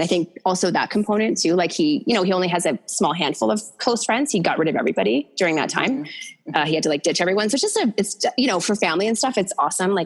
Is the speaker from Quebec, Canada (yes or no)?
no; Hamilton, Ontario, Canada; moved away as an adult; now in Calgary, Canada; we're both from the Hammer.